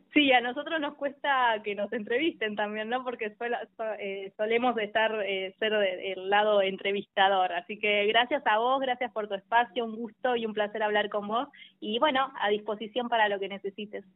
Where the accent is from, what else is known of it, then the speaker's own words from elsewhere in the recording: Tierra del Fuego, Argentina; moved away as an adult; also born or lived in La Plata; yo soy fueguina, soy de Tierra del Fuego, mm. eh, tengo a toda mi familia allá y a los 18 años me vine a estudiar a la Universidad Nacional de La Plata